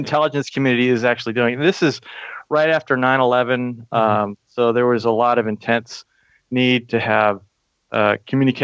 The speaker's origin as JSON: {"language": "English", "region": "Texas", "country": "United States", "tie": "born or raised there", "also_born_or_lived": "Fort Lewis, Washington", "moved": "yes", "said": "my family's from the East Coast, but I grew up in Texas."}